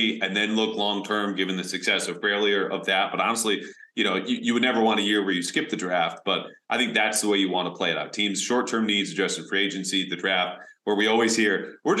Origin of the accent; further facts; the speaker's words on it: Storrs, Connecticut, United States; I grew up right in Storrs, right on campus